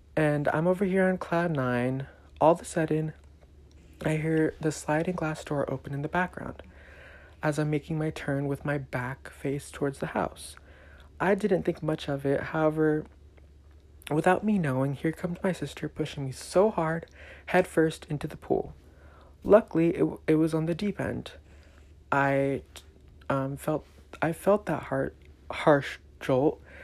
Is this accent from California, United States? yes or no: yes; Elk Grove, California, United States; also born or lived in Mountain View, California; I was born here in the Bay Area, specifically Mountain View, and I lived here for three years. I then moved to a small town south of Sacramento called Elk Grove. I lived there for another 10 years of my life